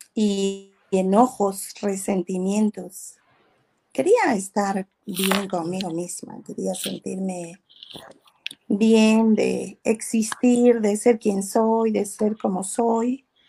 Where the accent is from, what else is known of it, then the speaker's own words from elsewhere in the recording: southern Veracruz, Mexico; soy del sur de Veracruz, crecí con mi madre